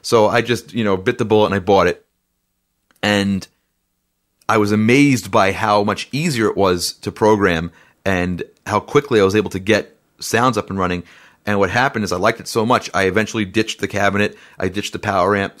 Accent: New York, United States; I'm a musician from New York

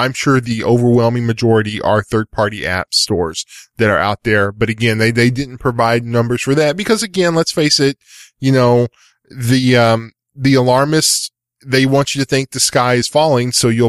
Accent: Texas, United States; So, I'm a Texan from East Texas.

